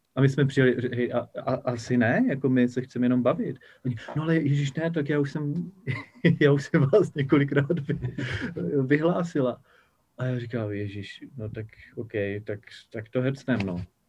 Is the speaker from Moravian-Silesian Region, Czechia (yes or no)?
yes; Havířov, Moravian-Silesian Region, Czechia; v Havířově, odkud pocházím, kde jsem se narodil